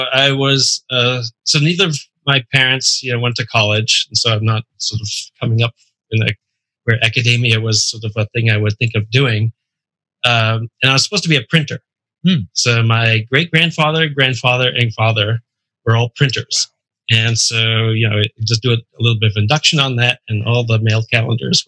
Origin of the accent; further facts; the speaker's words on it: Providence, Rhode Island, United States; I'm from Rhode Island.